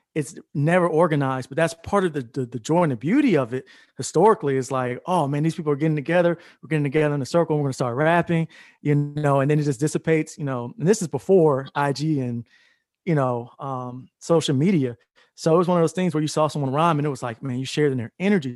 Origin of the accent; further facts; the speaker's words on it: Atlanta, Georgia, United States; moved away as an adult; also born or lived in Florida; I came back home to Atlanta. I'm originally from Atlanta